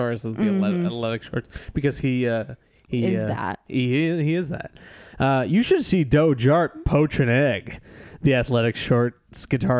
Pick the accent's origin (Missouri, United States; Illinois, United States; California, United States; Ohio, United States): Ohio, United States; Cleveland; And I said, "Maybe so, but I'm from Cleveland."